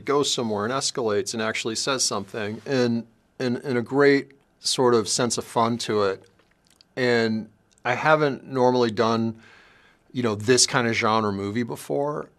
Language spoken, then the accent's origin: English; Los Angeles, California, United States; I grew up in South L A and I grew up during the crack days